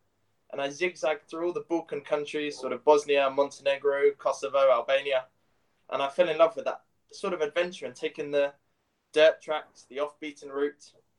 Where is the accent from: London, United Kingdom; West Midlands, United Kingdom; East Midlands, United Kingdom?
London, United Kingdom; moved away as an adult; also born or lived in Aberystwyth, Wales; So I'm from London.